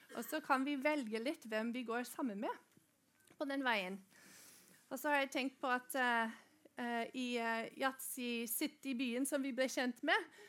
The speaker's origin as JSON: {"language": "Norwegian", "country": "Norway", "said": "vi i Norge, vi får lov til å gå på skole"}